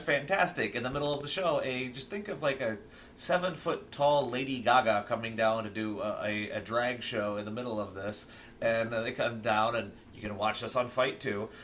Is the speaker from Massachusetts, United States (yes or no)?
no; Akron, Ohio, United States; I'm from Akron